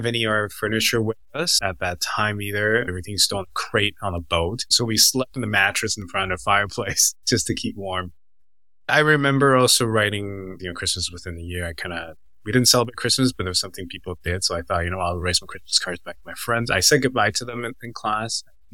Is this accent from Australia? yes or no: no; Canada; also born or lived in Taiwan; Canada, I'm Taiwanese, and Taiwan, I'm Canadian